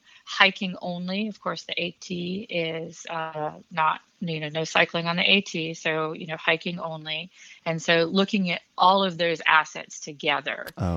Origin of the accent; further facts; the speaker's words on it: New Hampshire, United States; now in Virginia, United States; I grew up in New Hampshire. This is my second time in Virginia. I previously lived in Northern Virginia.